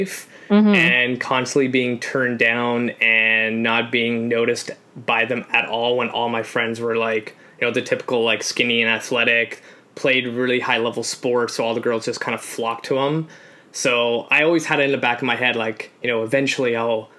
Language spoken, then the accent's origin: English; Canada; also born or lived in Poland; So I'm an immigrant. So I came to Canada from Poland at 3